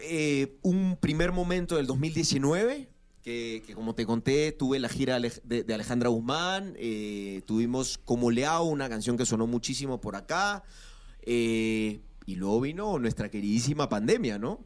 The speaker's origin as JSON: {"language": "Spanish", "region": "Lima", "country": "Peru", "tie": "born or raised there", "moved": "as an adult", "said": "Nací en Lima, nací en Lima"}